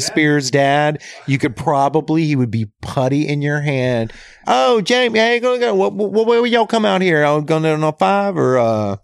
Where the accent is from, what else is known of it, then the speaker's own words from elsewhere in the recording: Louisiana, United States; now in Los Angeles, United States; I'm from Louisiana